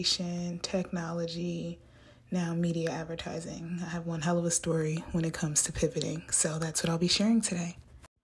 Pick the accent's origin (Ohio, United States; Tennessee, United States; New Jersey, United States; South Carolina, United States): New Jersey, United States; I'm from Jersey